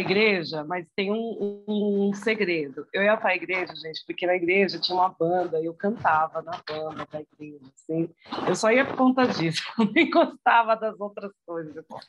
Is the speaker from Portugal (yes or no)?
no; São Paulo, Brazil; eu sou aqui de São Paulo, do Campo Limpo